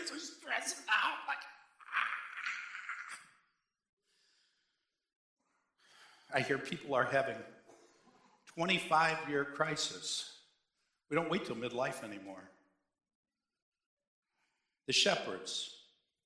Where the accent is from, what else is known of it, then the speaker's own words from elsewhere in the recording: Cheektowaga, New York, United States; also born or lived in Pendleton; I grew up in Cheektowaga, and I went to church in Snyder